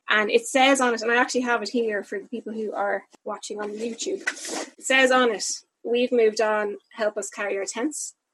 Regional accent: Dublin, Leinster, Ireland; moved away as an adult; now in Wexford, Ireland; I'm from Dublin. I'm from Killiney in Dublin, and um, I've been living down in Wexford for the last two or three years.

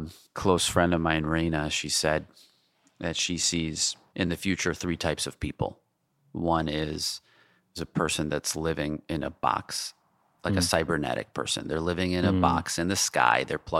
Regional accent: Jamaica, New York, United States; Like I grew up in Jamaica, Queens, right. Forest Hills, Queens, Manhattan.

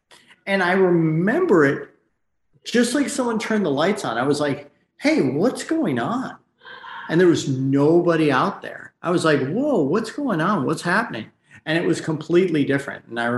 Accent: Michigan, United States; moved away as an adult; now in Los Angeles, United States; Right. Yeah. And I left that like right when I turned 18. So I've been out here for 1,000 years, it seems like.

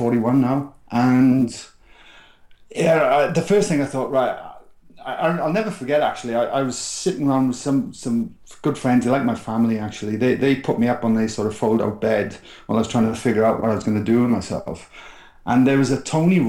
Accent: South Wales, United Kingdom; where I grew up in South Wales was a very working class place

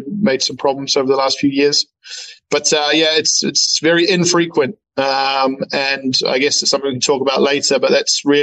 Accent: New Zealand; moved away; I'm a first generation New Zealander, and both my parents immigrated from Germany, And obviously, as a Kiwi kid growing up

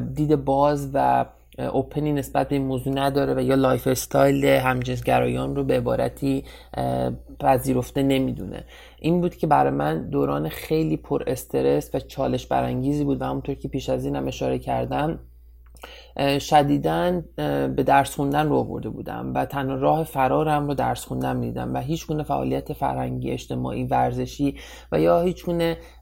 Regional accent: Iran; moved away as an adult; now in United States; یک ایرانی مهاجر در ایالات متحده آمریکا

